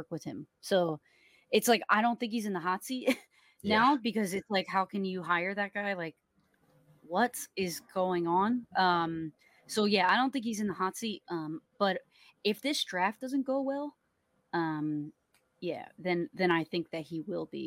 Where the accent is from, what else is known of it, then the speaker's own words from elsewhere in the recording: New Jersey, United States; accent: South Jersey Philly; moved away as an adult; also born or lived in Philadelphia, Pennsylvania; now in Miami, United States; I'm from South Jersey, like cool. New Jersey, and I will spend a lot of time in Philly